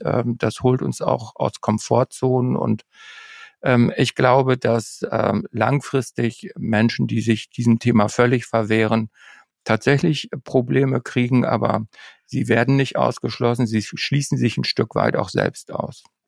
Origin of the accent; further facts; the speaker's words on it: Northern Germany, Germany; als Norddeutscher